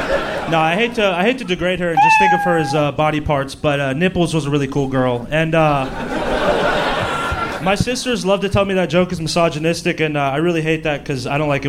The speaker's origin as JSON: {"language": "English", "town": "Orlando", "region": "Florida", "country": "United States"}